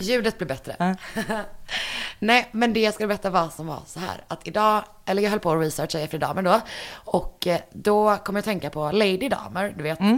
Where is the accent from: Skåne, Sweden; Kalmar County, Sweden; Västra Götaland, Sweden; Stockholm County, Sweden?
Västra Götaland, Sweden; Partille; i den lokala bokhandeln i Partille där jag är ifrån